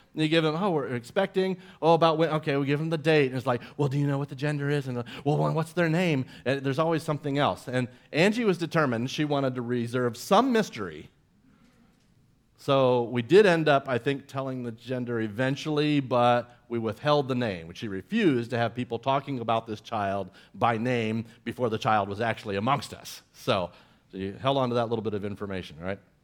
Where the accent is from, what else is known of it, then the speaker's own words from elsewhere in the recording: Central Florida, United States; growing up in Central Florida